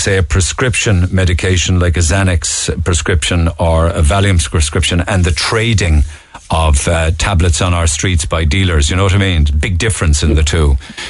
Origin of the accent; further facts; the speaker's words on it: Ireland; As an Irish person, it cuts me to the heart that we ever allowed this to happen.